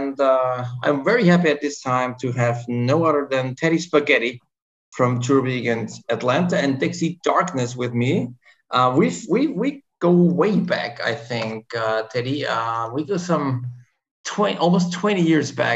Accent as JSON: {"language": "English", "region": "Vienna", "country": "Austria", "tie": "born or raised there", "moved": "yes", "said": "when I'm back in Vienna, my hometown"}